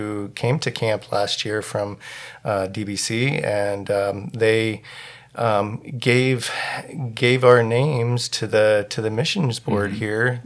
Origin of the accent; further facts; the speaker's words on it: Williamsport, Pennsylvania, United States; moved away; We're originally from central Pennsylvania, around like the Williamsport area